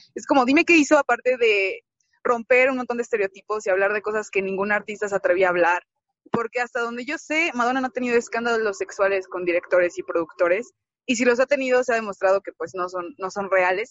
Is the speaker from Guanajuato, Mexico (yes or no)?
yes; León, Guanajuato, Mexico; moved away; no estoy en León, pero soy de León y estuve cuando sucedieron los hechos